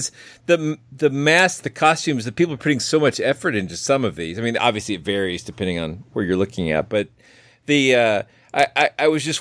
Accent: Kennesaw, Georgia, United States; Kennesaw, which is my hometown

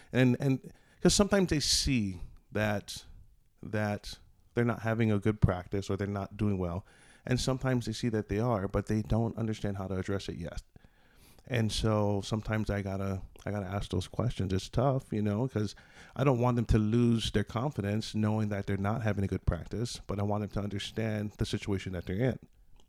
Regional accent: Hawaii, United States; also born or lived in Des Moines, Iowa; now in Banner Elk, United States; I'm from Hawaii, so the mountains, it makes me feel at home. You know, I lived up on a road called Aiea Heights Drive, and that literally was on the mountains overlooking Pearl Harbor.

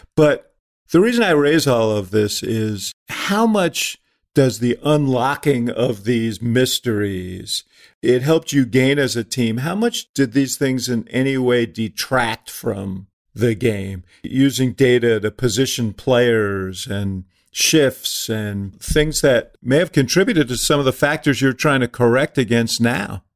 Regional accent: Chicago, Illinois, United States; as a Chicagoan

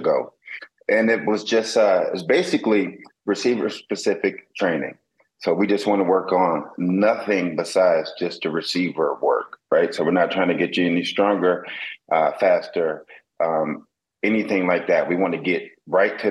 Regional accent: South Florida, United States; also born or lived in Wisconsin; I grew up here in South Florida

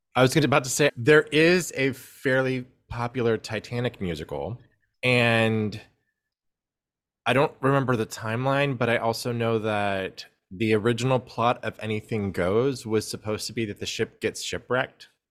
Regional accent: Houston, Texas, United States; I grew up in Houston

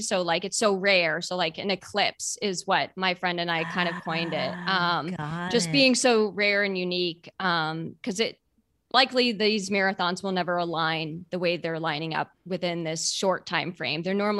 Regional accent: Boston, Massachusetts, United States; I grew up in Boston and I've run it.

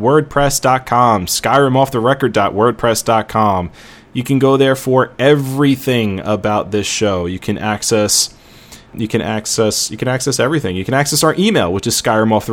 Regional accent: New York City, New York, United States; I'm from Brooklyn.

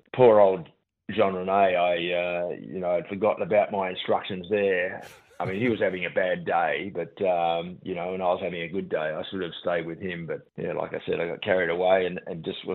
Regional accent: Melbourne, Victoria, Australia; also born or lived in England; we grew up in East Ivanhoe

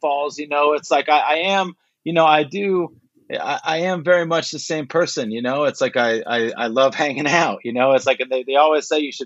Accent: Pico Rivera, California, United States; I grew up in Pico Rivera. Basically, it's outskirts of East

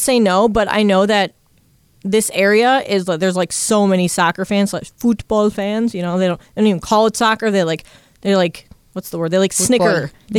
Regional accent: United States; that's on us as Americans

